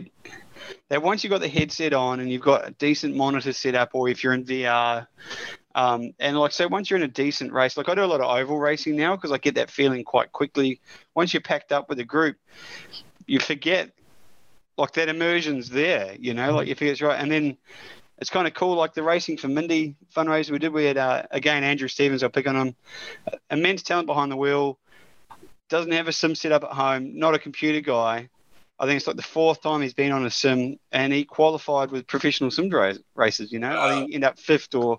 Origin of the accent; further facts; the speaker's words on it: New Zealand; Being a Kiwi